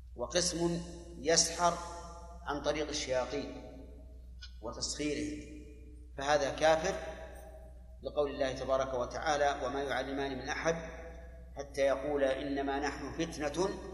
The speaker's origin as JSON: {"language": "Arabic", "country": "Saudi Arabia", "said": "عندنا في السعودية"}